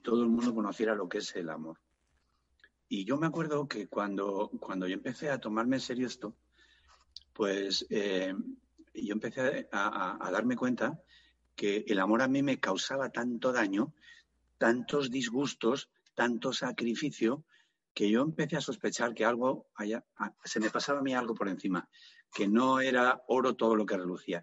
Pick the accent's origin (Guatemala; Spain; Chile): Spain